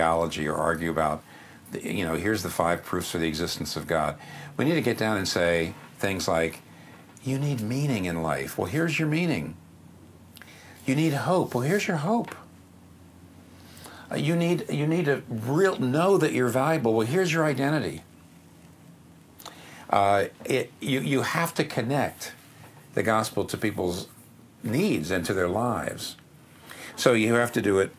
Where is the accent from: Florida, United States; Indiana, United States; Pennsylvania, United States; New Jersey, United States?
Pennsylvania, United States; up here in the Northeast where I'm from Pennsylvania